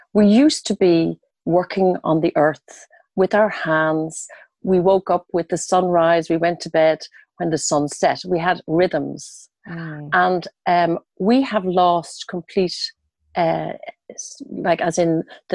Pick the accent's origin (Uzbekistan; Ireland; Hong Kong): Ireland; Dublin, Leinster; moved away as an adult; I'm originally from Dublin. And when I was 22 years old, I left and I went traveling around